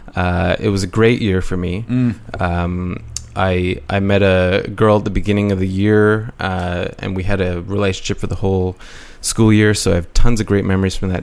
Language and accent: English; Toronto, Ontario, Canada; I grew up in Toronto watching a VHS called The Passion Returns